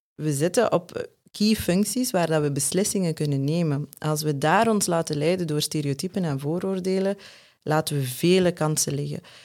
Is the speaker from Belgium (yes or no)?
yes; West Flanders, Belgium; als West-Vlaming